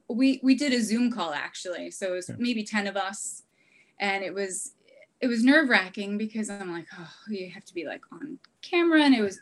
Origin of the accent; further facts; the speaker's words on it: New Jersey, United States; moved away; also born or lived in California; And I'm from New Jersey